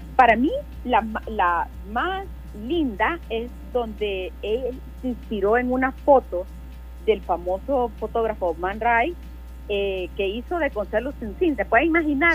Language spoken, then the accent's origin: Spanish; El Salvador; lo que valemos como salvadoreños